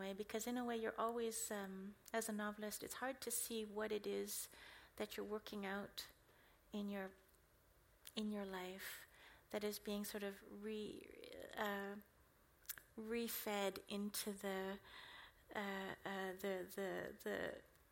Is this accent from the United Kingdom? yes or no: no; Canada; first language English; I was born in Canada.